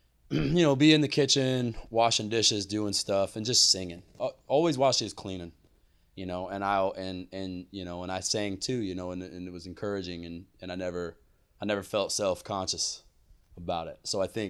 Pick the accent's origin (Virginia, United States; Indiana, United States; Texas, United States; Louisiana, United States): Texas, United States; San Benito; I was born in the Rio Grande Valley, and that's in deep South Texas, about 10 minutes from Mexico, where the Rio Grande comes out at the Gulf of Mexico, literally the southernmost point of the very bottom of Texas.